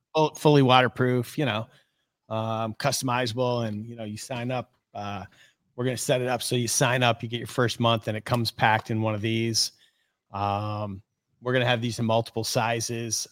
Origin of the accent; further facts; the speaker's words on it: Oneida Lake, New York, United States; I grew up on Oneida Lake.